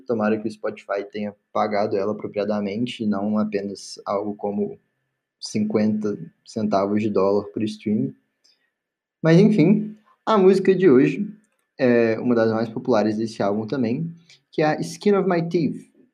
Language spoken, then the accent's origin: Portuguese; Belo Horizonte, Minas Gerais, Brazil; sou de BH